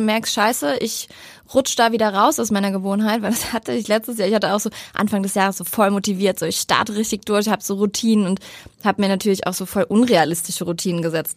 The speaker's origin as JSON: {"language": "German", "town": "Cologne", "region": "North Rhine-Westphalia", "country": "Germany", "moved": "as an adult", "lives_now": "Hamburg, Germany", "said": "meine alte Heimat Köln"}